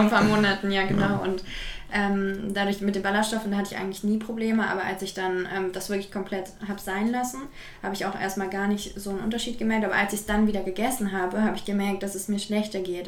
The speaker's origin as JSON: {"language": "German", "region": "Berlin", "country": "Germany", "said": "ich komme aus Berlin"}